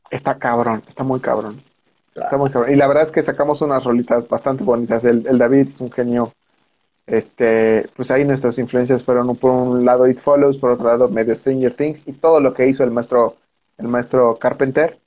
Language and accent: Spanish; Mexico; somos mexicanos